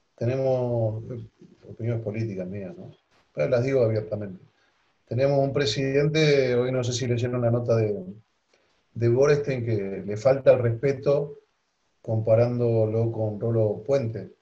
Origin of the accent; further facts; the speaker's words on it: Argentina; yo nací en la Argentina mi padre está enterrado en la Argentina. Mis hijos son argentinos.